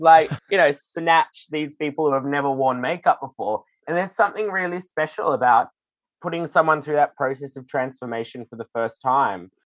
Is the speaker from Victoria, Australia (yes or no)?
no; Sydney, New South Wales, Australia; the filthy, kooky drag that I grew up doing in Sydney